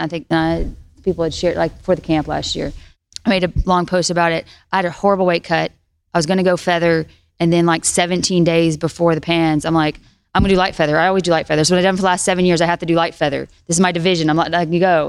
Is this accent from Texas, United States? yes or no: no; Tennessee, United States; I'm this girl from Tennessee